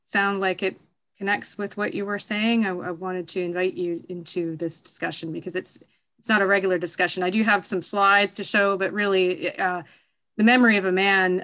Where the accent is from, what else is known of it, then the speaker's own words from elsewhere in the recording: Canada; I'm Canadian